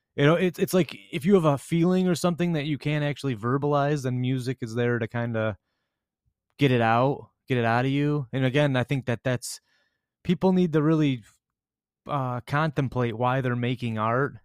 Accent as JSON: {"language": "English", "town": "Grosse Pointe", "region": "Michigan", "country": "United States", "tie": "born or raised there", "said": "us growing up in Grosse Pointe"}